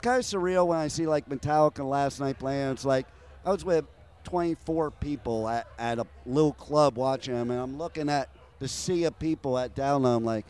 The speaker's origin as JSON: {"language": "English", "region": "New Jersey", "country": "United States", "also_born_or_lived": "Los Angeles", "moved": "yes", "said": "I'm also originally from Jersey."}